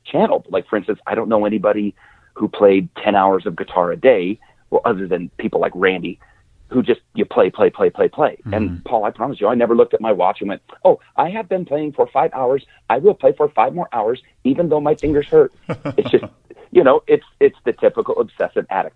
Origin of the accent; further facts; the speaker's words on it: Wyoming, United States; moved away as an adult; also born or lived in Montana; I grew up in Wyoming